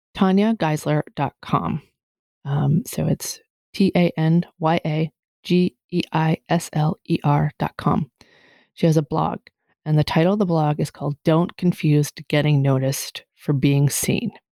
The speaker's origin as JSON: {"language": "English", "region": "Massachusetts", "country": "United States", "moved": "yes", "said": "I can tell I'm from Massachusetts when I say use guys"}